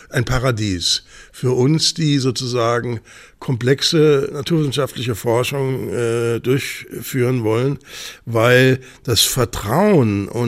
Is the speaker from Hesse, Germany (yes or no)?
yes; Bad Homburg, Hesse, Germany; born there; Ja, haben da Sie, bin ich geboren.